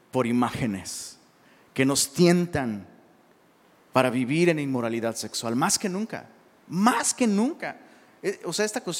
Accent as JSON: {"language": "Spanish", "country": "Mexico", "said": "Perdón, se nos conoce, porque pues, soy mexicano."}